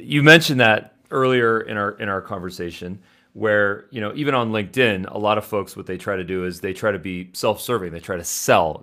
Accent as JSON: {"language": "English", "town": "Los Angeles", "region": "California", "country": "United States", "said": "I'm from Los Angeles. You know, I went to U S C, I went to L M U."}